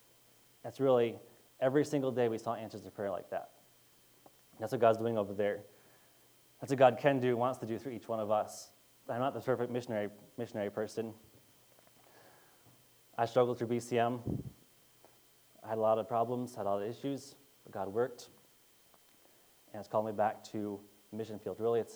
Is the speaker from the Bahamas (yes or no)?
no; Cameroon; So I grew up in Cameroon, as most of you probably know